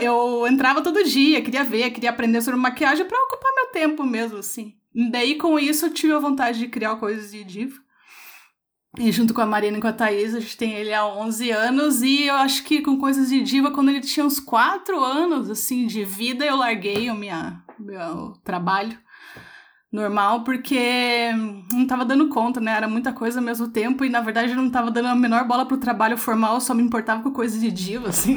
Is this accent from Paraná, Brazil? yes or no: yes; Curitiba, Paraná, Brazil; eu sou de Curitiba